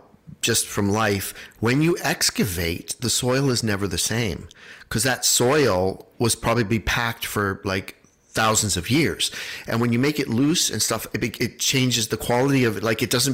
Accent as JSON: {"language": "English", "country": "Canada"}